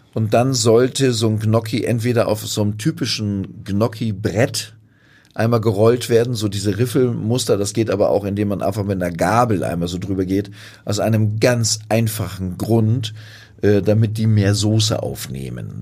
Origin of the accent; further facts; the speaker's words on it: Northern Germany, Germany; wir kommen aus Norddeutschland